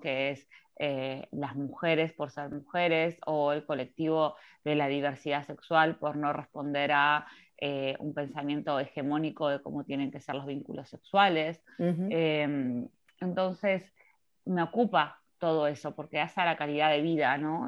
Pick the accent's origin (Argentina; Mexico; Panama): Argentina; Mar del Plata, Buenos Aires Province; moved away as an adult; now in Buenos Aires, Argentina; vivo en Capital Federal ya hace 11, pero efectivamente soy de Mar del Plata.